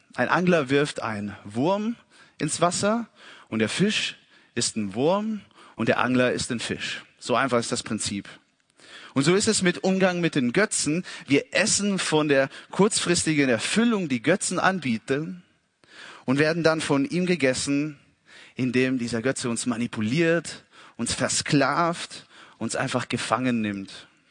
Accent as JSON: {"language": "German", "country": "Italy", "said": "als Italiener"}